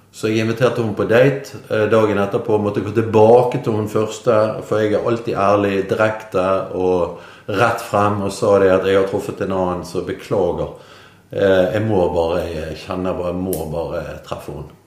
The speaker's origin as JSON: {"language": "Norwegian", "town": "Bergen", "region": "Vestland", "country": "Norway", "tie": "born or raised there", "moved": "as an adult", "lives_now": "Nordhordland, Norway", "said": "jeg er jo bergenser. Mm. Så vi Jeg er født og oppvokst i byen"}